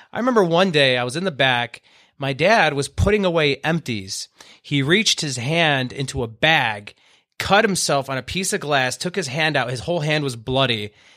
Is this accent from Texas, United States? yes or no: no; Owosso, Michigan, United States; I was born in Owasso, Michigan, okay, which is what, ten, fifteen miles out, out of Flint